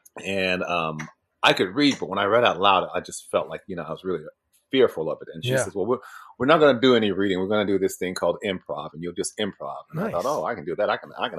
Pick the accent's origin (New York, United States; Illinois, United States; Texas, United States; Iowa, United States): Illinois, United States; Pembroke; moved away; also born or lived in Florida / London, United Kingdom / Chicago; I grew up outside of Chicago, yeah, in Pembroke. And that was like, Oprah said it's the poorest city in America. Wow. At one point. And so it was kind of a poor place. But my parents got divorced and I moved to Florida.